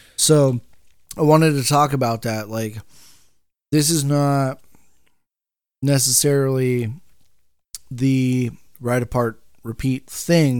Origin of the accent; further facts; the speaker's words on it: Bakersfield, California, United States; moved away as an adult; I'm from Bakersfield